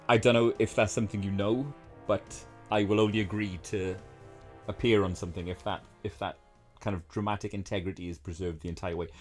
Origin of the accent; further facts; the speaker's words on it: United Kingdom; I am a Brit